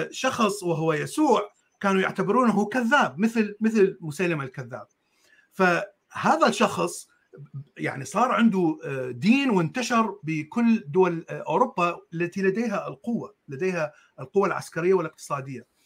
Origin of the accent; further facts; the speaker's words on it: Iraq; born there; also born or lived in Jordan / United States; انا ولدت بالعراق وعشت بالاردن وعشت بامريكا